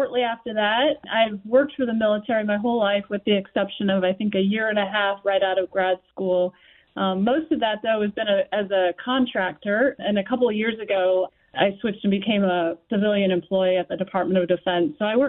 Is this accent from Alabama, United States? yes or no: no; New Jersey, United States; moved away as an adult; I grew up in New Jersey. I went to junior high and high school there, and I have four sisters